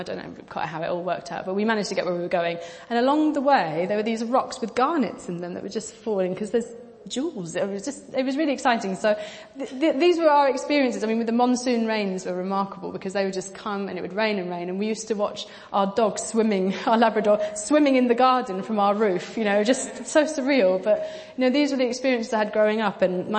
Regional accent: Pakistan; I grew up in Pakistan. I made reference to that when we did our panel. And I was a missionary kid. I lived there for 10 years.

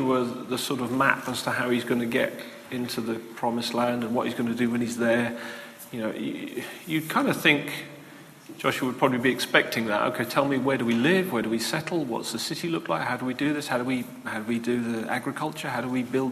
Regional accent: Lowestoft, East of England, United Kingdom; I'm from Lowestoft.

